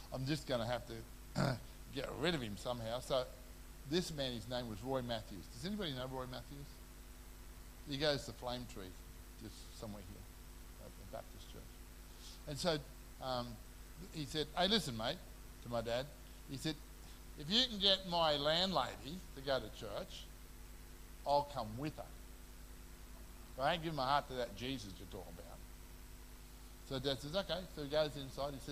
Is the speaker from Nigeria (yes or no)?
no; Papua New Guinea; I grew up in New Guinea.